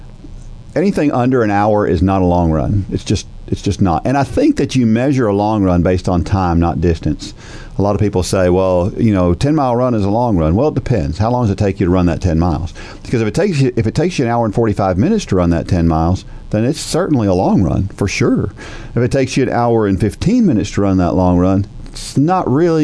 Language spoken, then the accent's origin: English; New Jersey, United States; now in Southern US; I'm from New Jersey. Yeah. I was born in New Jersey